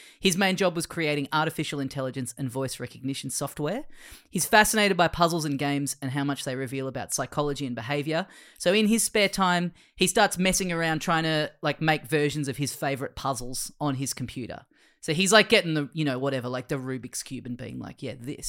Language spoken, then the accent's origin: English; Australia; we're Australian.